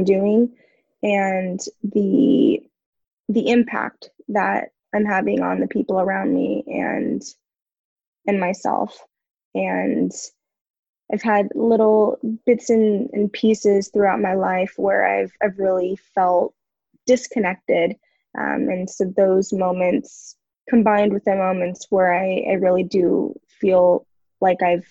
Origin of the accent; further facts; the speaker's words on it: Simi Valley, California, United States; moved away as an adult; also born or lived in San Diego; now in Oceanside, United States; I grew up in Southern California in Simi Valley, which is part of Ventura County.